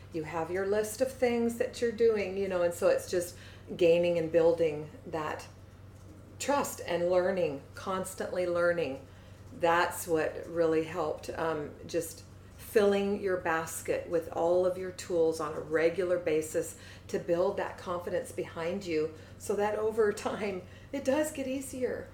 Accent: Seattle, Washington, United States; I grew up in Seattle, just across the water, specifically by Green Lake.

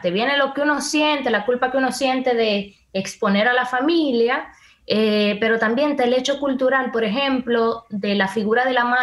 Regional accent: Dominican Republic; para mí como dominicana

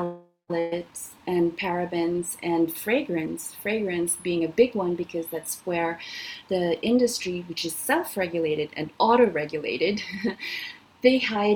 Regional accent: Canada; In Canada, it's lagging a lot. I'm Canadian.

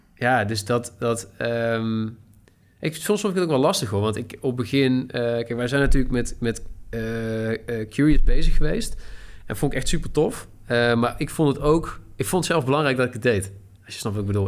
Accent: Tilburg, North Brabant, Netherlands; ik kom uit Tilburg, ik ben 26 jaar

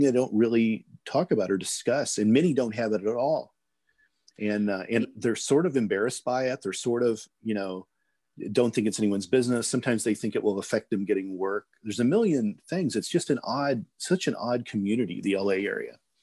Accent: Midwest, United States; moved away; also born or lived in California; I grew up in the Midwest

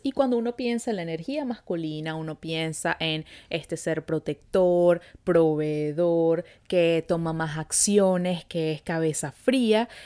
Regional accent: Venezuela; now in Montreal, Canada

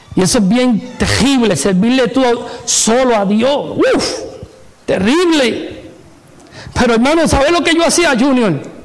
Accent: Puerto Rico; me crié en Puerto Rico

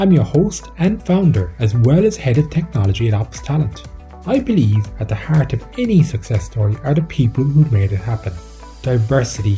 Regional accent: Ireland; Irish like myself

